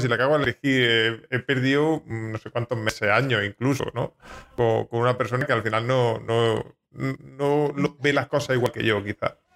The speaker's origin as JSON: {"language": "Spanish", "town": "Jaén", "region": "Andalusia", "country": "Spain", "said": "Yo soy de Jaén, hablo mm, peculiar"}